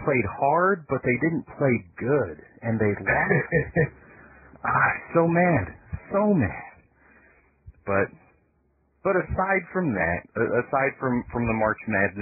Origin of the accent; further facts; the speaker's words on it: Michigan, United States; now in Tennessee, United States; I'm from Michigan too